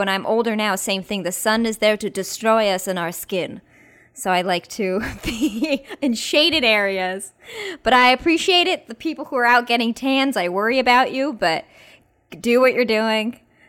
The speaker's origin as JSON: {"language": "English", "area": "Bay Area", "region": "California", "country": "United States", "tie": "born or raised there", "said": "we grew up in the Bay Area."}